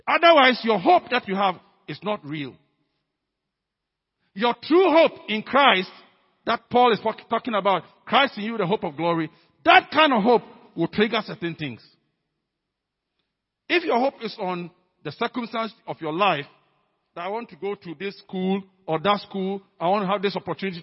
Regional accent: Ghana; our being Ghanaian, being African, being CFCC people

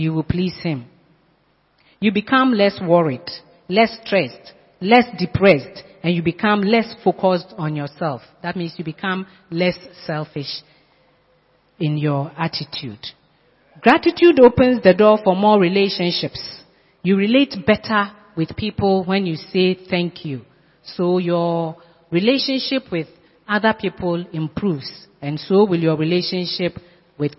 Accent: Sekondi-Takoradi, Western Region, Ghana; now in Accra, Ghana; I went to my hometown a few years ago. I met my classmate, my class one mate. We played along the streets of Sekendi.

